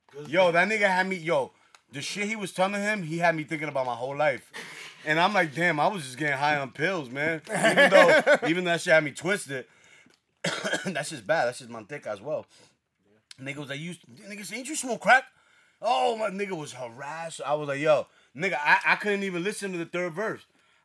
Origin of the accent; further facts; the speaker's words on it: Bronx, New York, United States; And I'm from the Bronx.